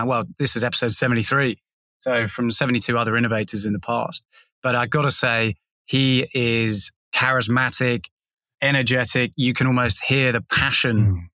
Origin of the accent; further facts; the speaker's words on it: England, United Kingdom; now in Sydney, Australia; as an Englishman